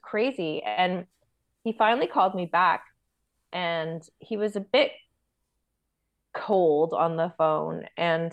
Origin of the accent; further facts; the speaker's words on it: Toronto, Ontario, Canada; also born or lived in Aurora, Ontario; I grew up in Toronto